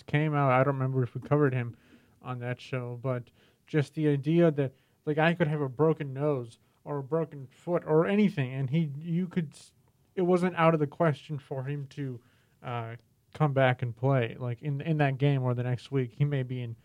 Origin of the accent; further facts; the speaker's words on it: Naperville, Illinois, United States; I grew up in Naperville, Illinois